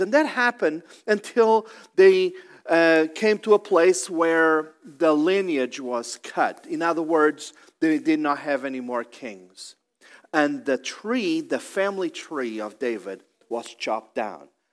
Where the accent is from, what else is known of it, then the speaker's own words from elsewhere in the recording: Portugal; now in Columbus, United States; I'm originally from Portugal